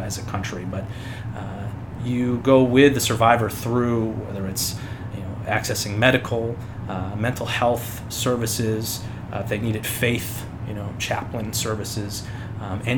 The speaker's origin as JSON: {"language": "English", "town": "Red Creek", "region": "New York", "country": "United States", "tie": "born or raised there", "also_born_or_lived": "Annapolis, Maryland", "said": "I grew up in Red Creek"}